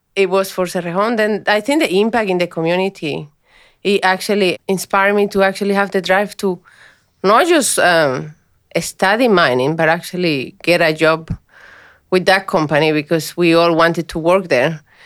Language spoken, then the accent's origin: English; Colombia; English is a second language; moved away as an adult; now in Australia; I was a high performance employee back home, and I came here